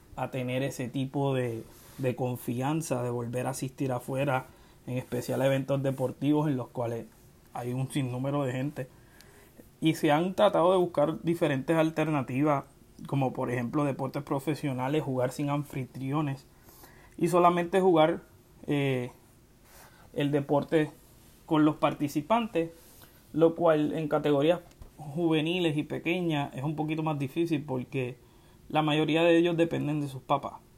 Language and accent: Spanish; Ponce, Puerto Rico; moved away as an adult; now in Central Florida, United States; soy del pueblo de Ponce, resido en la Florida Central desde el año 2004